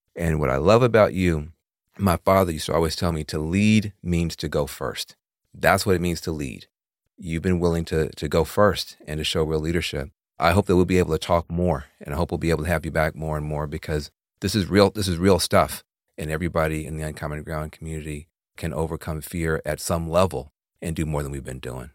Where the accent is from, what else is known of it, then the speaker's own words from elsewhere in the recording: the South, United States; I grew up in the in the South